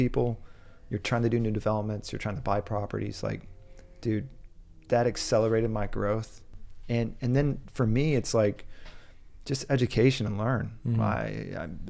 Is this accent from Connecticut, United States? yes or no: no; Austin, Texas, United States; born and raised in Austin